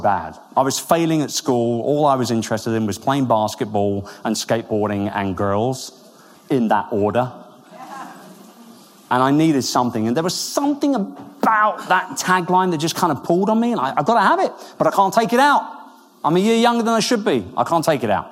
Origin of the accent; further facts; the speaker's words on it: Wimbledon, London, United Kingdom; moved away; I'm from Wimbledon. I was born about 10 minutes away from Centre Court